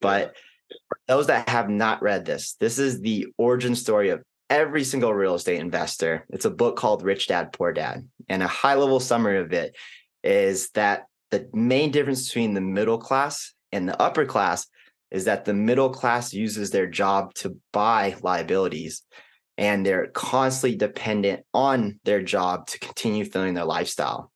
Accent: Arlington, Texas, United States; also born or lived in Kansas / Houston; I was born in Kansas, don't remember anything about it. And then majority of our family's life has been in and around Texas from Houston and most notably Arlington for the past, you know, fifteen years or so

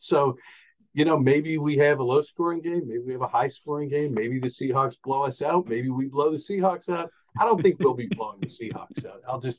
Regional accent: New Orleans, Louisiana, United States; I grew up in New Orleans. The house we lived in was around the corner from Tulane Stadium

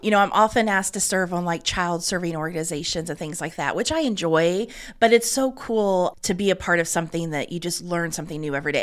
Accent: Selma, Indiana, United States; I grew up in Selma. I went to Wapahanee High School

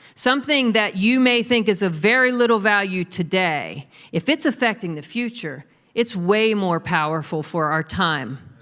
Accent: United States; we're American Christians. I'm an American Christian

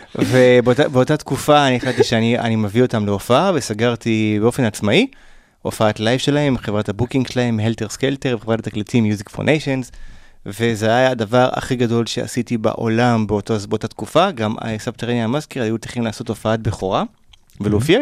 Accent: Israel; also born or lived in Pasadena, California, United States / Golan Heights; ברחתי מהארץ לקליפורניה

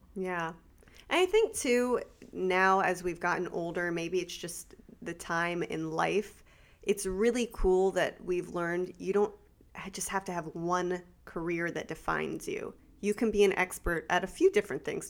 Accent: South Florida, United States; also born or lived in California; now in Central Florida, United States; I was raised in South Florida

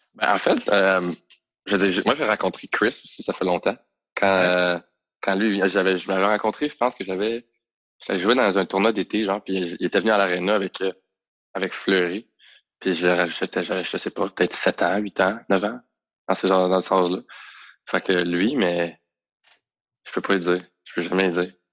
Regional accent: Montreal, Quebec, Canada; on vient tous de backgrounds tellement différents, mais on vient tous de Montréal

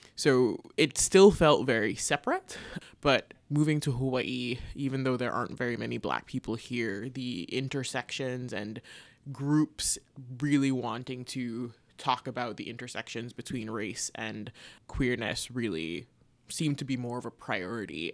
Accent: Jamaica; moved away as an adult; also born or lived in Canada; now in United States; growing up in Jamaica

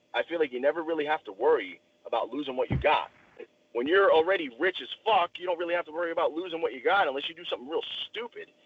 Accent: outside New York City, United States; now in Indiana, United States; I grew up outside New York City

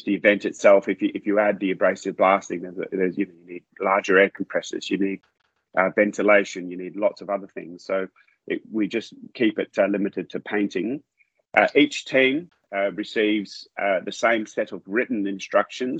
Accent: Australia; now in Malaysia; I'm an Australian. I'm mm-hmm. in Malaysia. I'm in Southeast Asia. I'm in a foreign environment

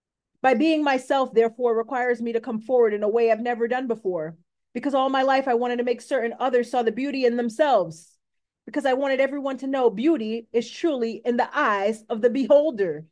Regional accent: Coral Springs, Florida, United States; I was born on March 22nd, 1993 in Coral Springs, Florida

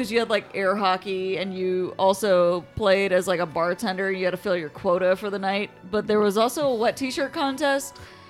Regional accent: United States; we're American.

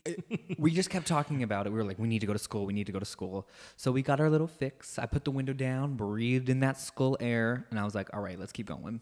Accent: Midwest, United States; moved away as an adult; now in Ireland; growing up in the Midwest

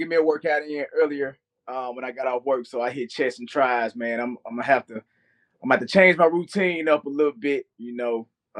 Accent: Memphis, Tennessee, United States; moved away as an adult; also born or lived in Delaware / Columbus, Mississippi / Italy; now in Houston, United States; I am from Memphis, Tennessee, very proudly from Memphis, Tennessee. Man, I've lived around the world, but that is my home. My mom still lives there. My sisters, I still got, you know, cousins, friends there that I grew up with. So, man, I'm a Memphian.

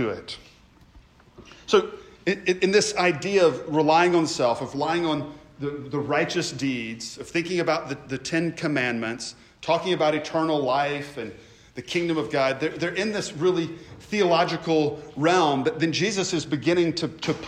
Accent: United States; who we are as Americans

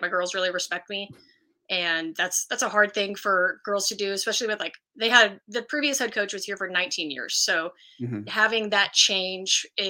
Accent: Colleyville, Texas, United States; also born or lived in Abilene, Texas; I grew up in Colleyville, Texas, which is around Fort Worth.

